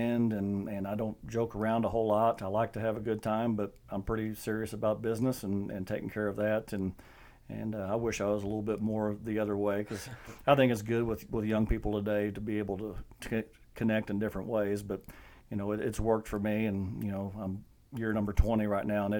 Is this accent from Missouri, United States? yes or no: yes; South Iron, Missouri, United States; I was from South Iron, graduated in 94